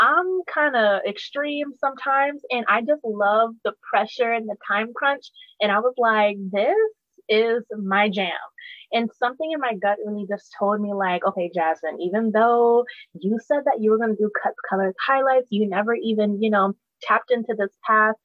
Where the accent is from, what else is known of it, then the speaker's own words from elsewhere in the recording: Charleston, South Carolina, United States; I am from Charleston, South Carolina.